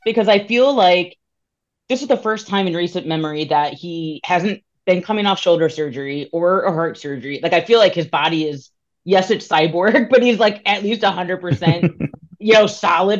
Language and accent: English; Australia; Like, for me as an Aussie swim fan